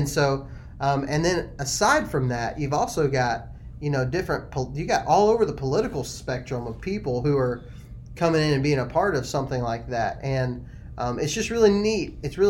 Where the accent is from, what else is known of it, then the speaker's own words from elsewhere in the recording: Texas, United States; I was raised in Texas where there's just not a whole lot of public land.